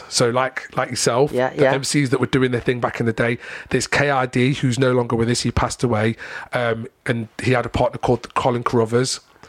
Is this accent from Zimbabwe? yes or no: no; Long Eaton, East Midlands, United Kingdom; I grew up in Long Eaton in a, you know, on a street called Collingwood Road